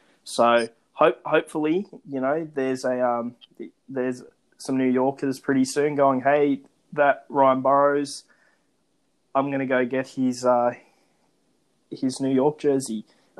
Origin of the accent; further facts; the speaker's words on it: Australia; Well, for me, and I'd argue a lot of the listeners, back home to Australia